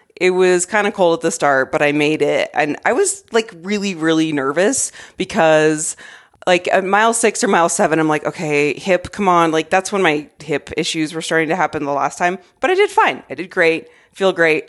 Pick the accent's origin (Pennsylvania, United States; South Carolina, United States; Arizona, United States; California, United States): Arizona, United States; also born or lived in Colorado; now in Denver, United States; I grew up in Arizona